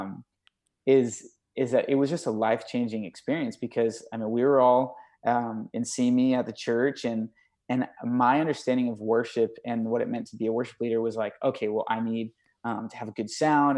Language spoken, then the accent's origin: English; Thousand Oaks, California, United States; growing up in, in California